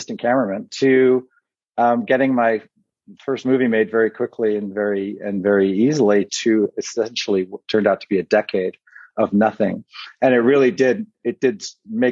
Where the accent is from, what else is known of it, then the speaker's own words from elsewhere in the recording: Canada; moved away as an adult; as a Canadian kid